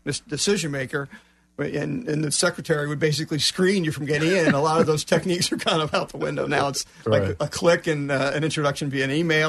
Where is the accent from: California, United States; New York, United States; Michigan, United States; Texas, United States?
Texas, United States; moved away as an adult; also born or lived in New Jersey; now in Orlando, United States; I relocated from New Jersey to the Orlando area 4 years ago. I'm originally from Texas, but became involved in SCORE in the southern New Jersey area where I lived for 33 years before moving here.